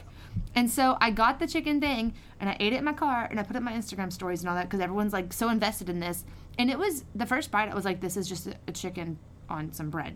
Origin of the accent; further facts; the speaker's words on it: Lake Charles, Louisiana, United States; I'm from the Lake Charles area